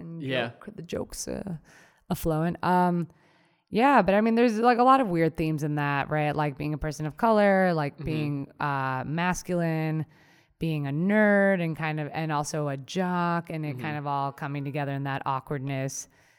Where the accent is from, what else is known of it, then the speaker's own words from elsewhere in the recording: Colombia; my parents were like hyper aware of that, because we came from Colombia, and so they're like, oh, what's going on?